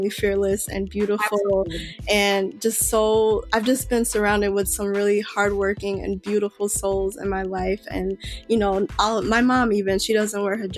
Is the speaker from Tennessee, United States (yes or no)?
no; Chicago, Illinois, United States; I was born and raised in Chicago